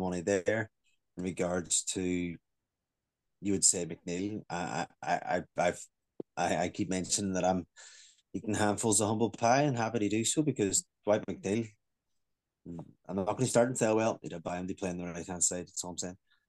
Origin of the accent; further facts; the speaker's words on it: Northern Ireland, United Kingdom; I'm not English. I'm happy to be Northern Irish